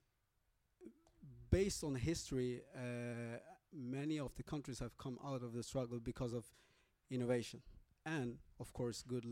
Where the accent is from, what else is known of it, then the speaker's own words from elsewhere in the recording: Norway; also born or lived in Angola; I was born in Angola in 1990, but I grew up in Norway